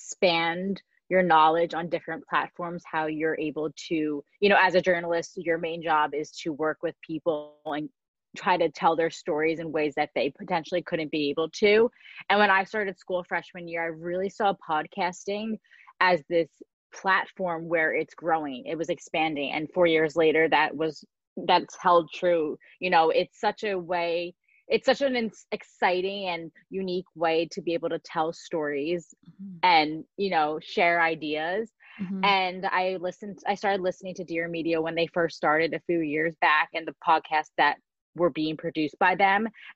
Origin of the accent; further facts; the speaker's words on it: New Jersey, United States; I am from New Jersey, went to school at Michigan State, and now I'm going to be moving out to California in just a few short days to be for my full-time job